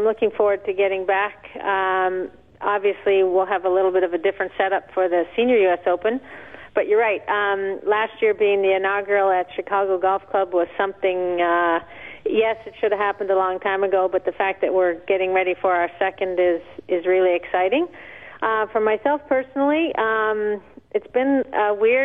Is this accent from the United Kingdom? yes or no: no; Canada; as a Canadian